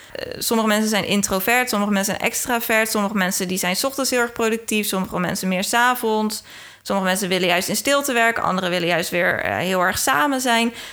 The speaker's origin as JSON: {"language": "Dutch", "town": "Rotterdam", "region": "South Holland", "country": "Netherlands", "tie": "born or raised there", "said": "ik ben half Engels, maar echt opgegroeid in Rotterdam"}